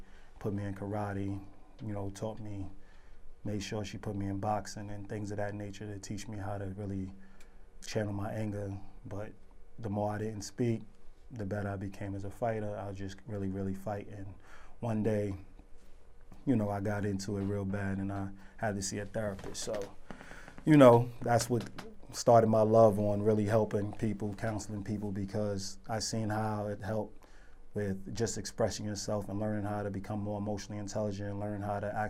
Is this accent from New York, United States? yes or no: yes; New York City, New York, United States; I'm from Spanish Harlem. I was raised in Taft Projects